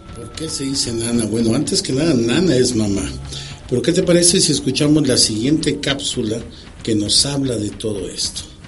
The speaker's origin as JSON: {"language": "Spanish", "country": "Mexico", "said": "nosotros como mexicanos"}